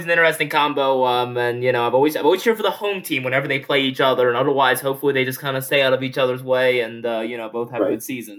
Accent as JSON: {"language": "English", "town": "Baltimore", "region": "Maryland", "country": "United States", "said": "Now, obviously, I am from Baltimore, so I guess I can root for our local Baltimore teams."}